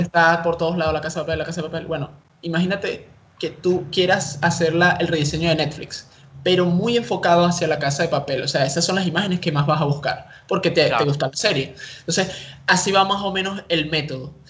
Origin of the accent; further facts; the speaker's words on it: Caracas, Capital District, Venezuela; soy de Venezuela, Caracas